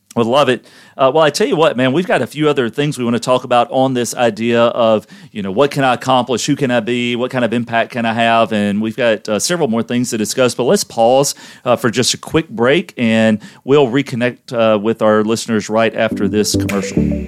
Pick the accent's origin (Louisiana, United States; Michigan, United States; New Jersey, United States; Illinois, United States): Louisiana, United States; we're from Louisiana